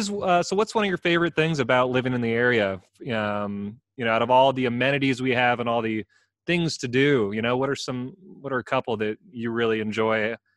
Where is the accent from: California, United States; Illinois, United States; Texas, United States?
California, United States; moved away; I'm from California